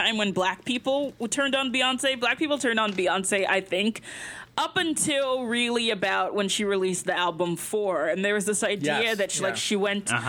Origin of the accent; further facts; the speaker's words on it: the South, United States; I'm from the South